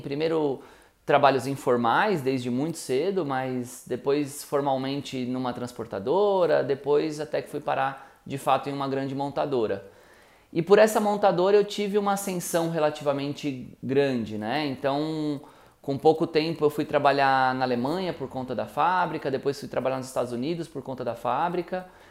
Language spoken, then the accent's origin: Portuguese; ABC Paulista, São Paulo, Brazil; eu nasci no ABC, fui criado no ABC